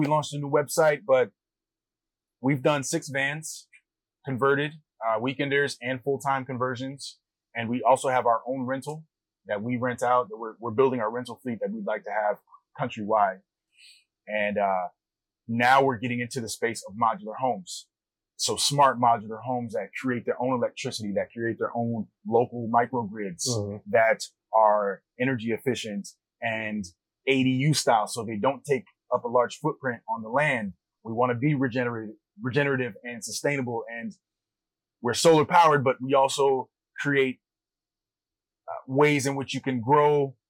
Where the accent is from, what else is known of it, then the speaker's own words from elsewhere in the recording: Maryland, United States; now in Los Angeles, United States; I grew up in Maryland from the East Coast and moved out here in 2015.